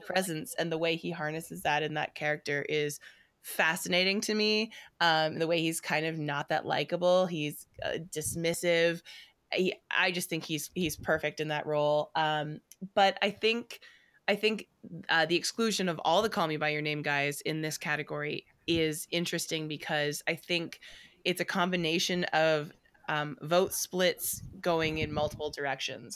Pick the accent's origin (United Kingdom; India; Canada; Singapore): Canada; as a Canadian and specifically as a Canadian theater person